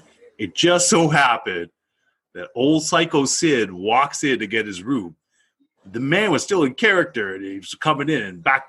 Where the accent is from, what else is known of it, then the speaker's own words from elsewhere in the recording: Canada; You know, so we both said we're both Canadian military.